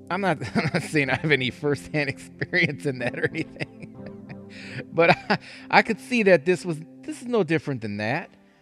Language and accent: English; Wisconsin, United States; I never shot a gun in my life. Even growing up in Wisconsin, I never hunted, never shot a gun.